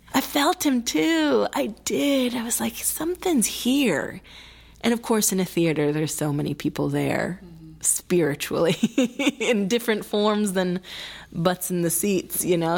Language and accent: English; Milwaukee, Wisconsin, United States; first language Spanish; English is a second language; Spanish was my first language with my sister and myself. It, it went that way for a period of time until at our really very sweet kindergarten place called Children's Workshop in Wis-, Milwaukee, Wisconsin